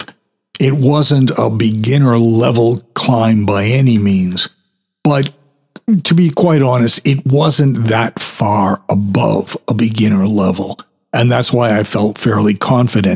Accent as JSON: {"language": "English", "town": "Saugus", "region": "Massachusetts", "country": "United States", "tie": "born or raised there", "said": "the highest point in my hometown. That was called Castle Rock."}